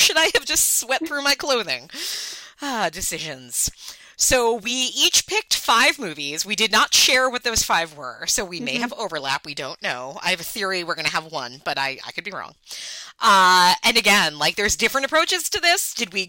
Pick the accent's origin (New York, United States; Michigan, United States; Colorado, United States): New York, United States; Long Island; I grew up in Long Island